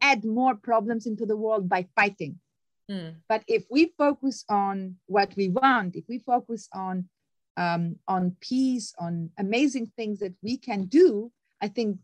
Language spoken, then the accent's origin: English; Albania; moved away; I'm originally from Albania